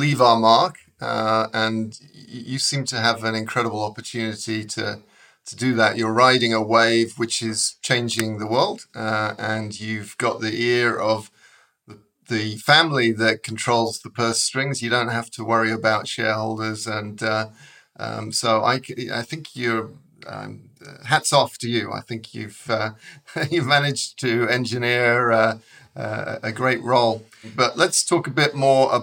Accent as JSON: {"language": "English", "region": "England", "country": "United Kingdom", "tie": "born or raised there", "moved": "yes", "lives_now": "San Diego, United States", "said": "I grew up in England"}